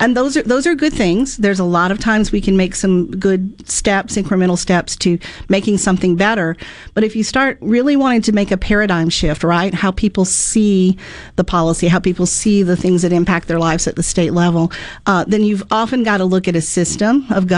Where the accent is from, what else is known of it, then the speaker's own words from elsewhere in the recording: Mississippi, United States; also born or lived in Florida; back at after a few years in Florida and back in Mississippi, my home state